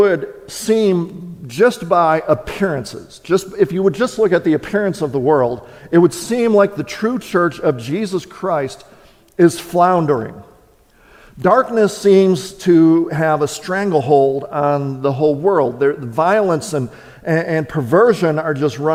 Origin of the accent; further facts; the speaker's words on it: Wisconsin, United States; moved away; I was born and raised in Wisconsin.